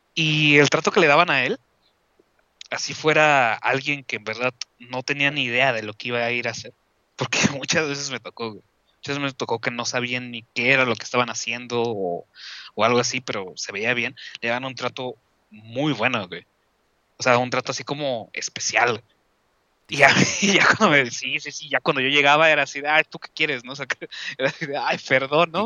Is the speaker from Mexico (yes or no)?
yes; Mexico